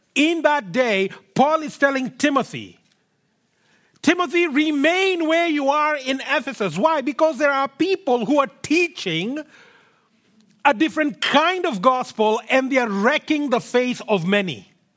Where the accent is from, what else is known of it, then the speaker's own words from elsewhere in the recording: Kenya; now in Canada; I come from Kenya, born and brought up there